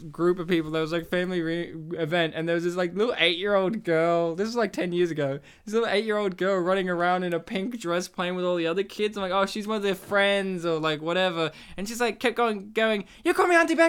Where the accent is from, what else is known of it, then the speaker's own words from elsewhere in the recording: Australia; we're Australian and we have this that natural inflection.